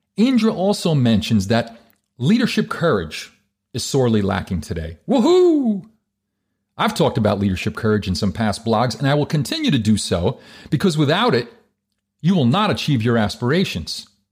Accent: New Jersey, United States; I'm from Jersey.

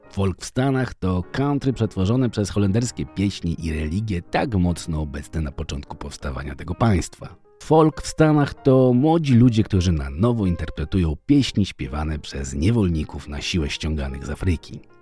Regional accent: Poland; jesteśmy biedakami z Polski

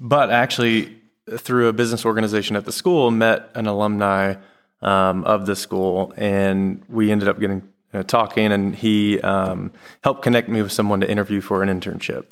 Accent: De Queen, Arkansas, United States; also born or lived in Magnolia, Arkansas; I am from Dequeen, Arkansas.

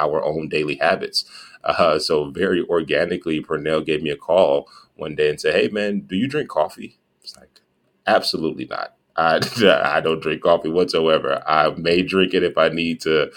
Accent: Gary, Indiana, United States; Pernell and I grew up in Gary, Indiana

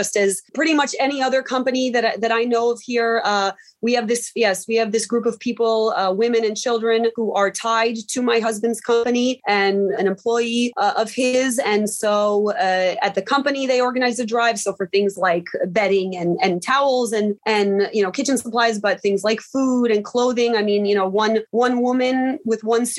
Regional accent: United States; now in Poland; I'm from the States

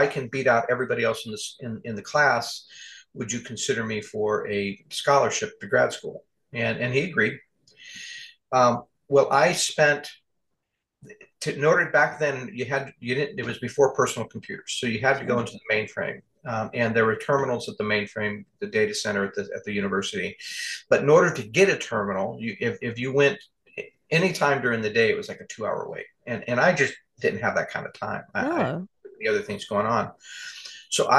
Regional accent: California, United States; moved away; also born or lived in Arizona; I'm from California

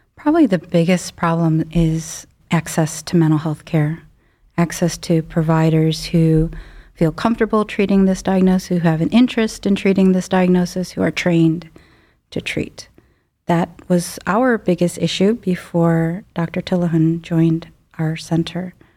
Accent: Chicago suburbs, Illinois, United States; moved away as an adult; now in Cleveland, United States; I grew up in the Midwest, um, in Chicago suburbs

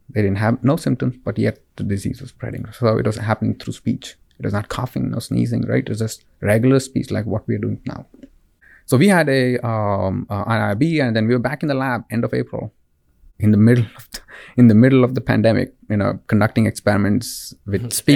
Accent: Bangalore, Karnataka, India; moved away; I'm originally uh, from Bangalore, India. So it's a city in the southern part of India.

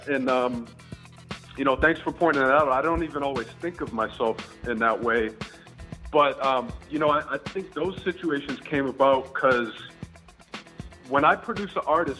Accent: Nashua, New Hampshire, United States; moved away as an adult; also born or lived in New York; now in San Francisco, United States; I grew up in Nashua, New Hampshire, which is it's a small town just north of Boston. It's about 45 minutes north of Boston.

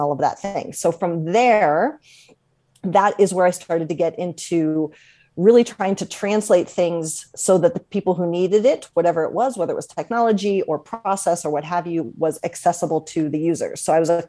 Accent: Columbus, Ohio, United States; moved away; also born or lived in Washington, D.C.; So I grew up in Columbus, Ohio, and back then there was no hockey

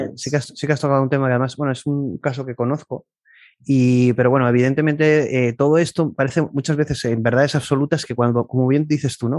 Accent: Spain

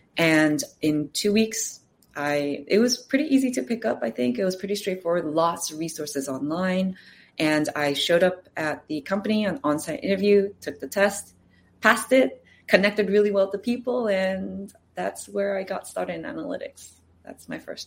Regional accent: California, United States; also born or lived in Los Angeles; now in New York City, United States; I am from California, so I have family here

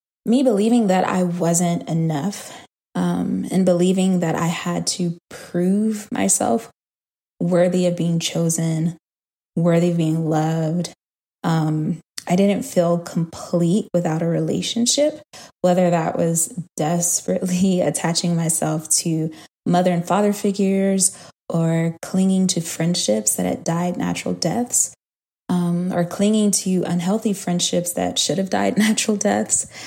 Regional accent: Huntsville, Alabama, United States; also born or lived in Atlanta, Georgia; So my grandparents lived in Alabama at the time. I was born in Huntsville, Alabama. And that's where they were, in the same city with my mom

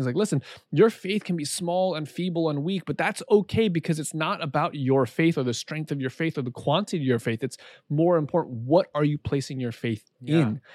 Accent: Southern California, United States; growing up in Southern California, it's a pretty diverse place

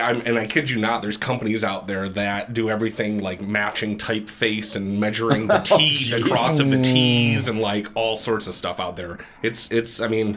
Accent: Grand Rapids, Michigan, United States; also born or lived in Boston; Born and raised in Grand Rapids, in the Heritage Hill area, and went to college in Boston at Emerson College.

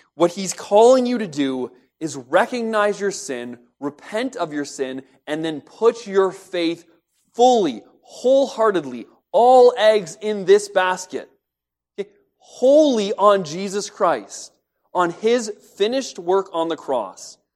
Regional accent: London, United Kingdom; I grew up in Lambeth. It's just outside of London. It's part of London now.

